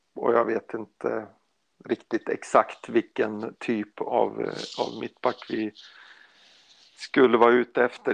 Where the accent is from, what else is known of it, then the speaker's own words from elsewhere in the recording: Sweden; jag är svensk